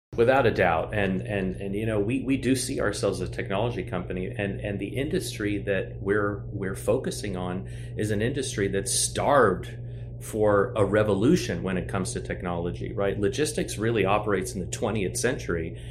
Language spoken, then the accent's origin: English; Cincinnati, Ohio, United States; also born or lived in Washington, D.C.; moved to Cincinnati where my dad was working for the uh, Food and Drug Administration. He was a microbiologist. And so, you know, did my formative middle school and high school years in Cincinnati